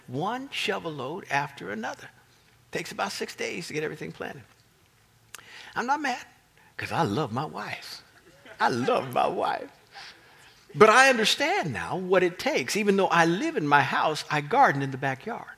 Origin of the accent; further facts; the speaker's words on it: Kansas, United States; moved away as an adult; now in Northern Virginia, United States; But I came from Kansas.